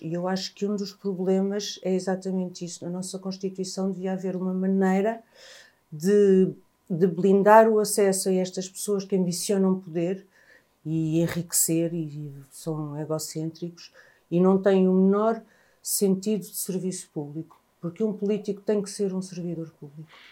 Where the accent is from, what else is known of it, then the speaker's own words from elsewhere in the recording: Angola; now in Portugal; eu sou africana também, eu sou angolana